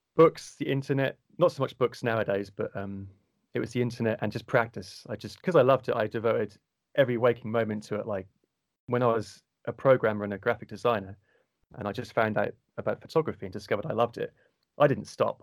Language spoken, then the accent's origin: English; Cornwall, South West England, United Kingdom; accent: Cornwall tint; a low soft or cornwall tint to my voice accent